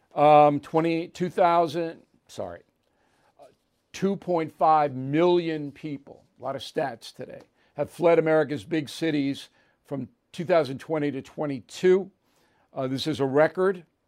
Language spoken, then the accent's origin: English; Levittown, United States; my hometown